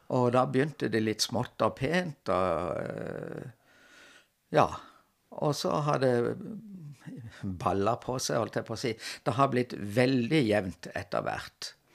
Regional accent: Kristiansand, Agder, Norway; moved away as an adult; also born or lived in Trondheim / Lørenskog / Oslo; havna jeg hjemme i Kristiansand igjen som, som lærer.

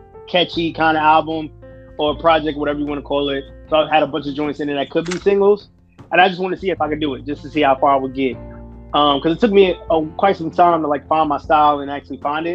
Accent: New York City, New York, United States; Brooklyn, New York. Born and raised

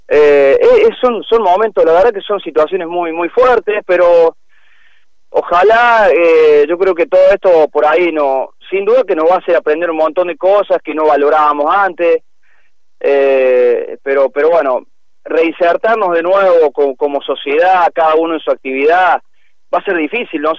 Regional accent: Argentina; yo creo que de todas maneras como como como argentinos que somos difíciles hemos hecho bastante bien las cosas

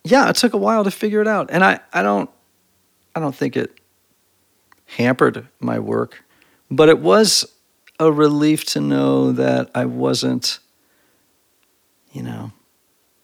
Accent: Greenwich, Connecticut, United States; moved away as an adult; also born or lived in Brunswick, Maine; now in Nashville, United States; I grew up in Greenwich, Connecticut

